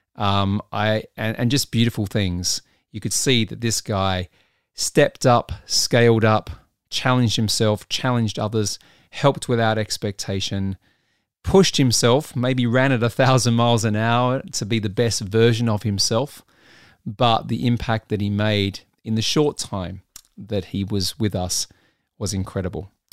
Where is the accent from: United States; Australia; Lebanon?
Australia; Adelaide, South Australia; moved away; my hometown of Adelaide, South Australia